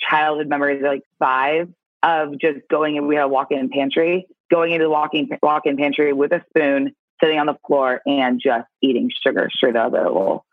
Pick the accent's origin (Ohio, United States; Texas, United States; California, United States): California, United States; San Clemente; also born or lived in Canyon Lake, California; now in Santa Monica, United States; I grew up in San Clemente. And in San Clemente, California, so Orange County kid